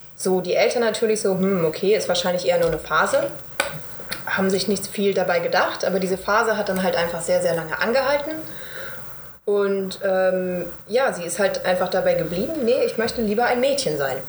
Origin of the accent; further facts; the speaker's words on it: Bad Homburg, Hesse, Germany; moved away; Ich bin aus Bad Homburg